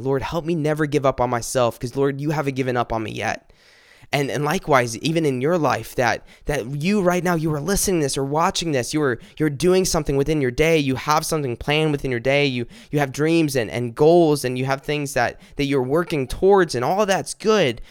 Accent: South Carolina, United States; my family's from South Carolina. I've lived here all my life

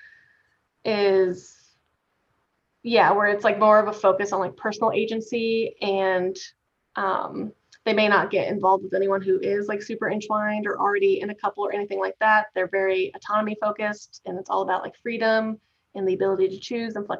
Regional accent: Midwest, United States; I was raised in the Midwest

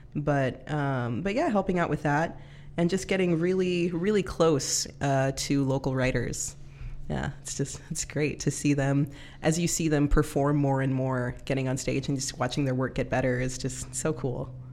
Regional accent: California, United States; moved away as an adult; also born or lived in Lynnwood, Washington; now in Everett, United States; I'm from California

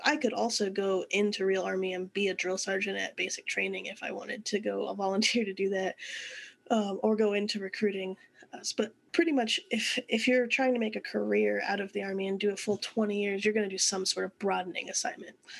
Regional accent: San Antonio, Texas, United States; we moved to San Antonio when I was in third grade

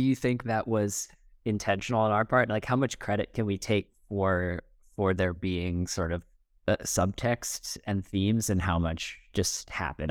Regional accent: United States; I'm like an American college kid

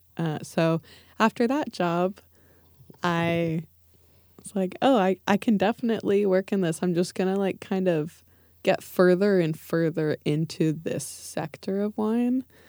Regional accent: Livermore, California, United States; I grew up in the, we called it, like, the East East Bay, so, um, the suburbs, uh, in Livermore

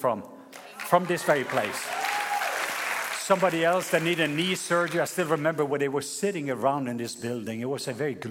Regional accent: Norway; moved away; my home country, Norway

